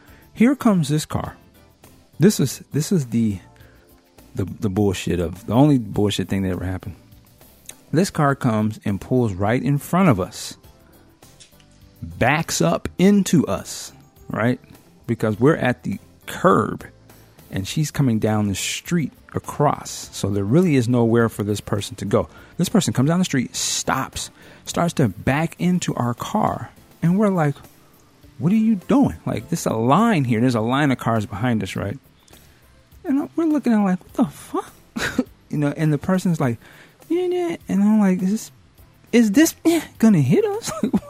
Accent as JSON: {"language": "English", "town": "Seattle", "region": "Washington", "country": "United States", "said": "it just randomly that he was from Seattle, too."}